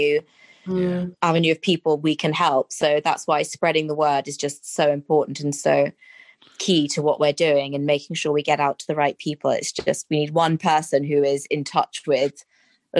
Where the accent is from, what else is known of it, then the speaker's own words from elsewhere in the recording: London, United Kingdom; also born or lived in Australia; now in Shropshire, United Kingdom; I'm a Londoner.